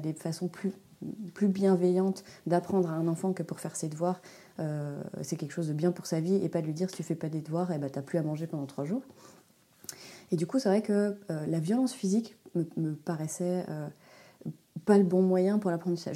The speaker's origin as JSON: {"language": "French", "country": "Switzerland", "tie": "born or raised there", "moved": "as an adult", "lives_now": "Haute-Savoie, France", "said": "Je suis une Suisse expatriée très loin de ma campagne natale"}